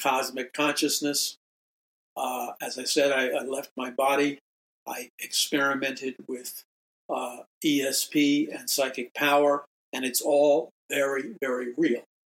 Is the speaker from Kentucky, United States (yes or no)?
no; New York City, New York, United States; I was a young atheist and agnostic and existentialist growing up in New York City